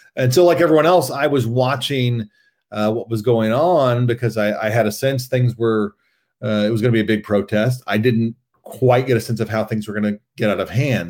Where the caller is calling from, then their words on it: Princeton, New Jersey, United States; I am calling from Princeton, New Jersey